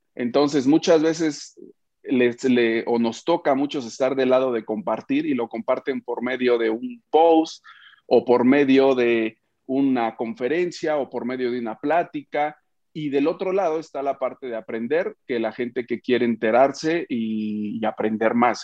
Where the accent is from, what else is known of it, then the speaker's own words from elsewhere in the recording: Oaxaca, Mexico; also born or lived in Mexico City; now in Puebla, Mexico; nací en Oaxaca, me fui a México, luego me vine a Puebla, sigo en Puebla ahora